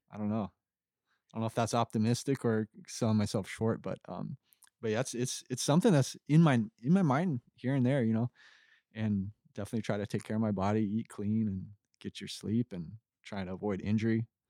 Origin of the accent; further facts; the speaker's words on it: Kauai, Hawaii, United States; moved away as an adult; also born or lived in Costa Rica; now in Florida, United States; I grew up in Kauai